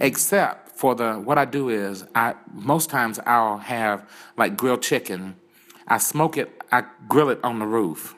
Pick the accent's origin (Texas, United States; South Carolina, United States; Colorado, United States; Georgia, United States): South Carolina, United States; Williston; moved away as an adult; now in United Arab Emirates; I'm from a small town in the USA, okay. um, Williston, South Carolina